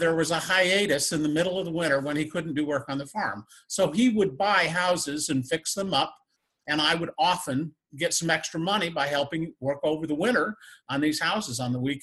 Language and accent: English; northern Indiana, United States; I grew up in northern Indiana, right on Lake Michigan, on a blueberry farm.